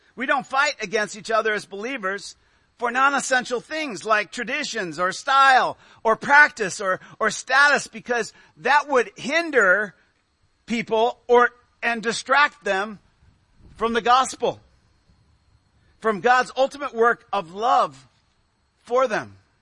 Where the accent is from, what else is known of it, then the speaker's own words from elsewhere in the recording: United States; as American Christians.